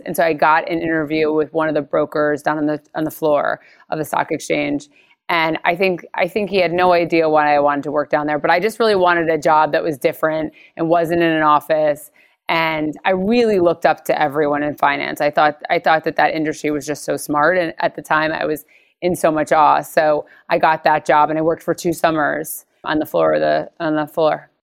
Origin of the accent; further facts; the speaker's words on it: Stamford, Connecticut, United States; I'm from Connecticut, so I was born in Stamford. So I'm very much an East Coaster.